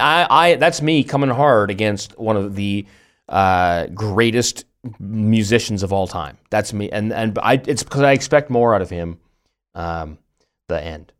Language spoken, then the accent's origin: English; Canada; also born or lived in Germany; now in Tübingen, Germany; we're Canadian